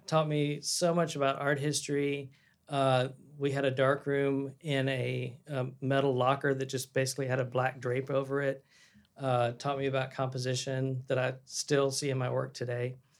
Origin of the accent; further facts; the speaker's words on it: Waco, Texas, United States; moved away as an adult; now in Dallas, United States; I was from Waco, small town